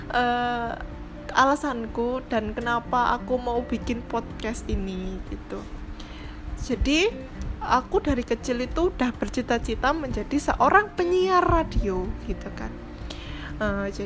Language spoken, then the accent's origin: Indonesian; Blitar, East Java, Indonesia; also born or lived in Malang; now in Jakarta, Indonesia; aku besar dan lahir di Blitar gitu sekolahku TK SD SMP di Blitar gitu nah dan sekarang orang tua aku juga masih di sana